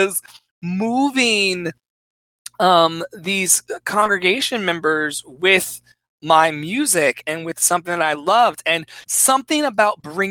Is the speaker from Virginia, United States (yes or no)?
yes; Richmond, Virginia, United States; I was always in Second Baptist Church on East Pilkington Street in Richmond, Virginia